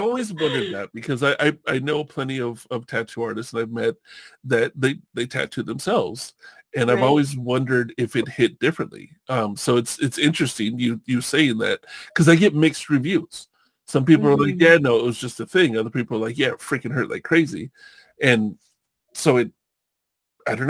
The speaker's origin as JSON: {"language": "English", "region": "California", "country": "United States", "tie": "born or raised there", "said": "I grew up surfing in California, when I was like 12, 13 years old"}